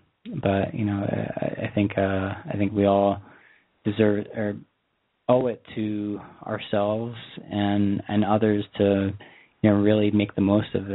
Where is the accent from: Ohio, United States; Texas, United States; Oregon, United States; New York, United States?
New York, United States; I do remember, you know, the days following 9/11, and I was from New York State.